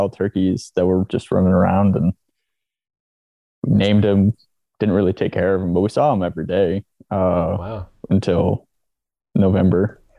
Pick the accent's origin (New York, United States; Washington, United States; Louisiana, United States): Washington, United States; also born or lived in Olympia; So I grew up in Washington State, just like 10 minutes south of Mount Rainier.